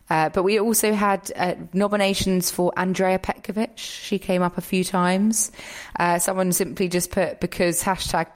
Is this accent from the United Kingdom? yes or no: yes; United Kingdom; I'm British